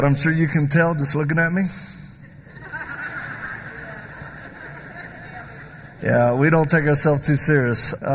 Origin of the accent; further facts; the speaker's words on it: the South, United States; I'm from the South